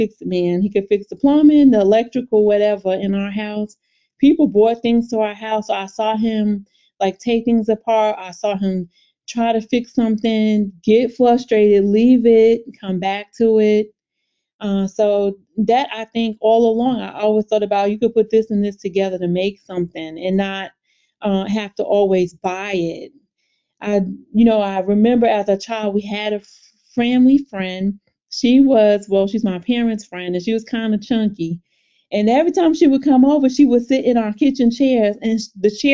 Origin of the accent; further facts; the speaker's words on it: Long Island, New York, United States; So I'm originally from Long Island, New York